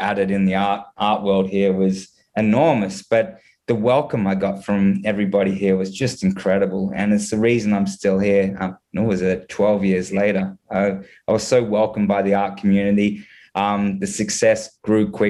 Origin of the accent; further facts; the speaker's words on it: Gold Coast, Queensland, Australia; moved away as an adult; now in Canada; my hometown in Australia, which is the Gold Coast